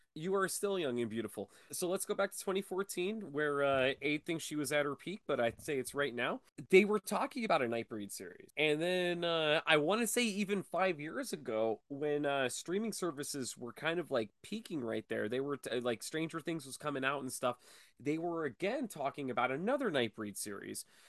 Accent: Erie, Pennsylvania, United States; I'm from Erie, Pennsylvania

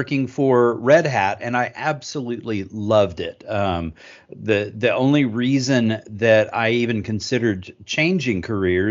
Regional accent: Austin, Texas, United States; I'm from Austin, Texas

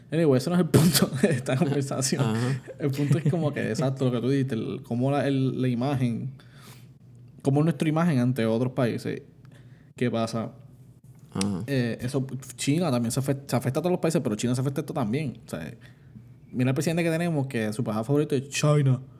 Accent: Puerto Rico; tiene un acento raro ahí. Yo, no, yo soy de Puerto Rico.

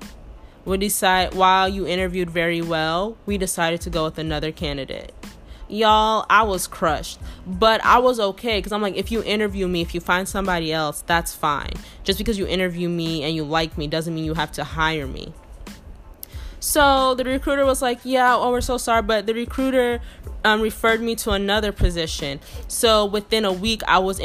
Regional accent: Texas, United States; I'm from Texas

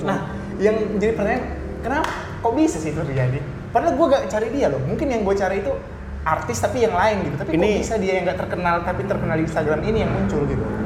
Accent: Pematang Siantar, North Sumatra, Indonesia; aku juga dari Pematang Siantar

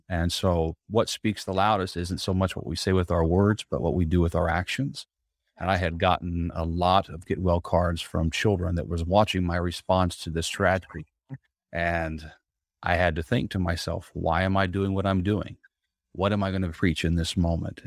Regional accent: Southern Indiana, United States; now in Tampa, United States; growing up in Southern Indiana, I now live here in Tampa, Florida

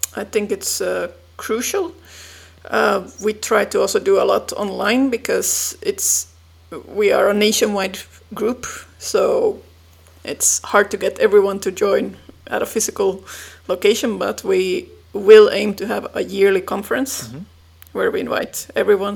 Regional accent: Finland; moved away as an adult; now in Belgium; I'm originally from Finland. I moved to Belgium about 13 years ago

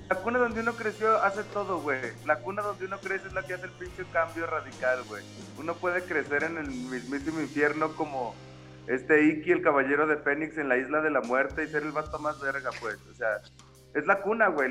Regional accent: Aguascalientes, Mexico; a un lado de Pilar Blanco

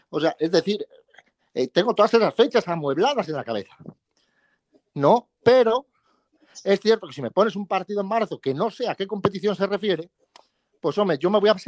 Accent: Chiapas, Mexico; moved away; Yo de Chiapas. De Chiapas. ¿Eres chiapaneco y mexicano o mexicano y chiapaneco? Yo soy mexicano y chiapaneco

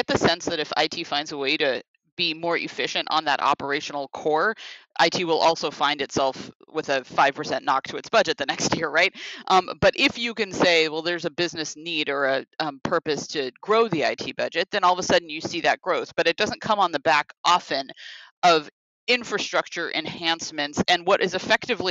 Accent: Seattle, Washington, United States; moved away; I'm from Seattle originally

